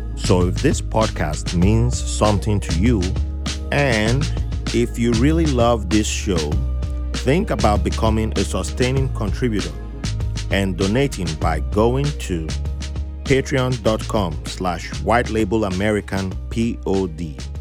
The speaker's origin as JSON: {"language": "English", "region": "South South Nigeria", "country": "Nigeria", "said": "my part of Nigeria, the South Southern"}